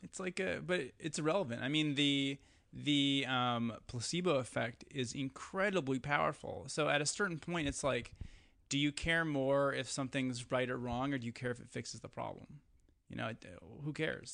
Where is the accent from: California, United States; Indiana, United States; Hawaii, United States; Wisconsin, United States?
Wisconsin, United States; Eau Claire; moved away; growing up in Wisconsin